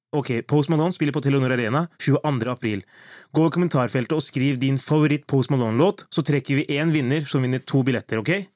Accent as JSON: {"language": "Norwegian", "town": "Drammen", "region": "Buskerud", "country": "Norway", "tie": "born or raised there", "moved": "yes", "said": "jeg var hjemme i Drammen en tur"}